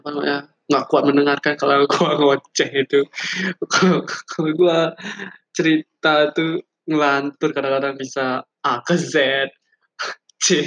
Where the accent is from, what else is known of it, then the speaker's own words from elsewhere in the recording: Bali, Indonesia; now in Denpasar, Indonesia; gue tinggal di Bali gue asli Bali orangnya dan gue kampung gue lebih tepatnya kampung gue ada di suatu daerah di Bali lah